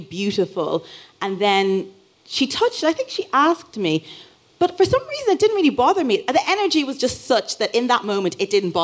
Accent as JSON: {"language": "English", "town": "Dublin", "region": "Leinster", "country": "Ireland", "tie": "born or raised there", "said": "I grew up in Dublin"}